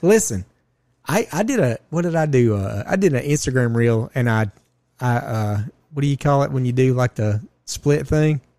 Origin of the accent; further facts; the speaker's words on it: Georgia, United States; we are from Ju-, the state of, great state of Georgia